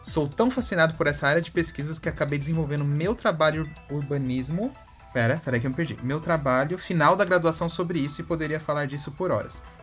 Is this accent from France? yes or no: yes; France; Portuguese is a second language; Designs no plural. É que eu sou francesa.